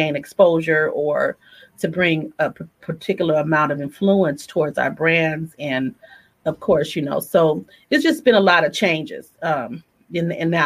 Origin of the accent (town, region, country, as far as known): the Bay Area, California, United States; born or raised there